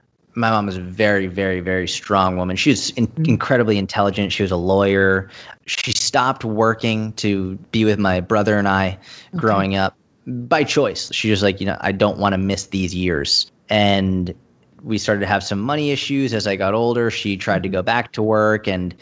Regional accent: Boston, Massachusetts, United States; now in New York, United States; When you're in America, especially in New York, I live in New York, I grew up in Boston.

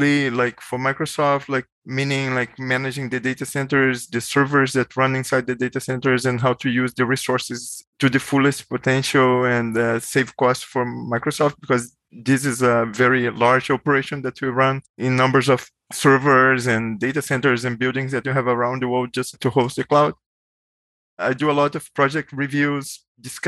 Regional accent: Brazil; moved away as an adult; also born or lived in Bay Area, United States; now in United States; I'm originally from Brazil, so I moved to the US like a long time ago for grad school

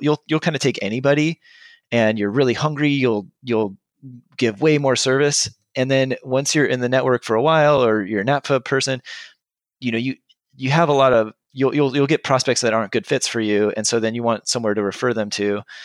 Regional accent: Southern California, United States; moved away as an adult; now in Bay Area, United States; I'm from Southern California originally

